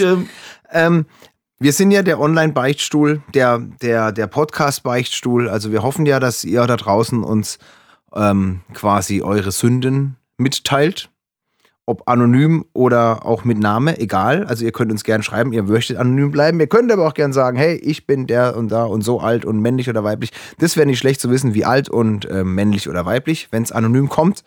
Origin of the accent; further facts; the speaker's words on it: Freiburg, Baden-Württemberg, Germany; meine Heimatstadt Freiburg